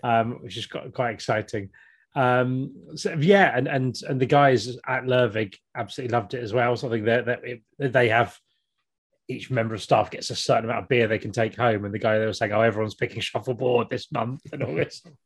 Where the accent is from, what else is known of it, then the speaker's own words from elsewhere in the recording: Kent, South East England, United Kingdom; now in Norwich, United Kingdom; I grew up in Kent in the 80s